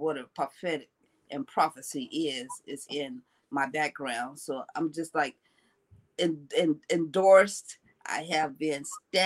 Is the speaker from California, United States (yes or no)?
yes; Los Angeles, California, United States; I am from Los Angeles, California. This is my home